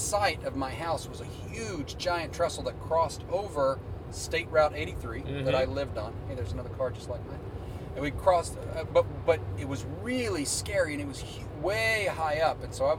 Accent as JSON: {"language": "English", "area": "Appalachian Mountains", "region": "southwestern Virginia", "country": "United States", "tie": "born or raised there", "moved": "yes", "said": "I grew up in the Appalachian Mountains in the far western corner of the state, right on the Virginia, Tennessee, Kentucky, West Virginia border."}